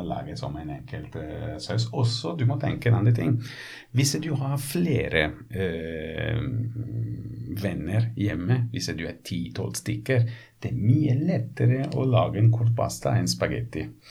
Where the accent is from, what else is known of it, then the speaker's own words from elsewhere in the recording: Ponza, Lazio, Italy; Norwegian is a second language; now in Norway; Jeg kommer fra en øy. Du vet at jeg kommer fra Ponsa